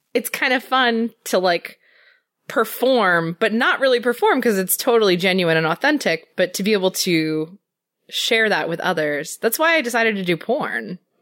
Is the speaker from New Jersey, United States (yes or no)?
yes; New Jersey, United States; I'm from New Jersey